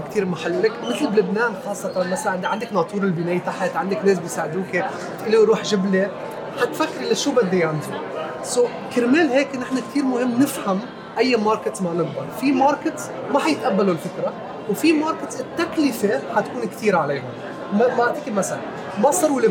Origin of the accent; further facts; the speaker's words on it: Nigeria; انا عشت بنيجيريا وربيت بنيجيريا كلمه يانزو بنيجيريا يعني هلا